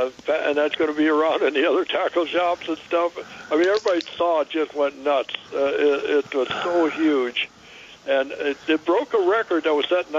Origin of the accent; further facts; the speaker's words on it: Minnesota, United States; now in California, United States; I come from Minnesota.